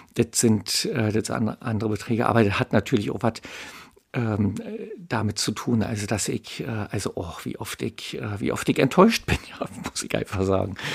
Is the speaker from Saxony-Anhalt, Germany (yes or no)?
no; Berlin, Germany; ich bin in Mitte aufgewachsen, das ist also weit weg von Köpenick